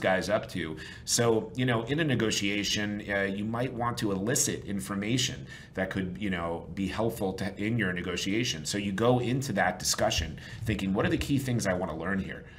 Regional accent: New York, United States; I'm from New York originally

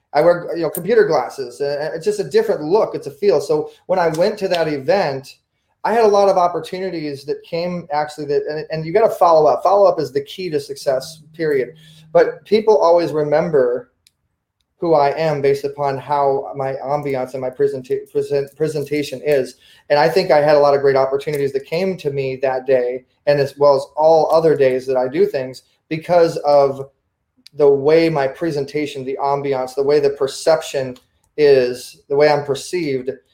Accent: Orange County, California, United States; growing up in Orange County, California, Southern California

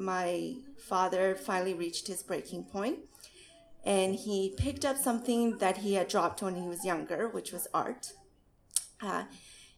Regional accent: Manitoba, Canada; moved away as an adult; now in Alberta, Canada; We had actually immigrated to Manitoba, and I moved from Manitoba to Alberta out of high school

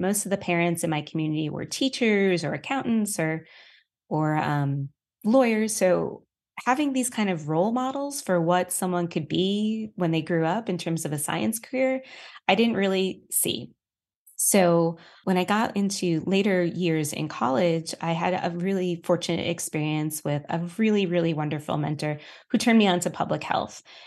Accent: New York City, New York, United States; now in Colorado, United States; I'm a New Yorker

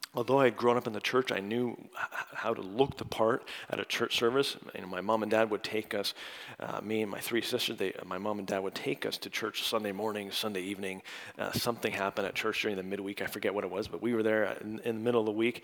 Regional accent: Canada; now in United States; I'm from Canada, but now I'm dual as of last summer

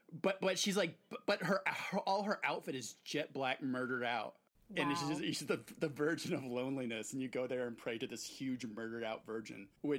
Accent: Oaxaca, Mexico; moved away; I grew up in Mexico

